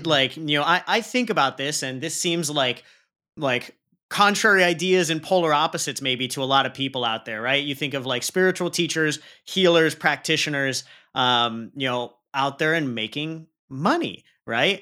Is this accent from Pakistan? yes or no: yes; Pakistan; I'm Pakistani, and we put a lot heavier emphasis on leading with the heart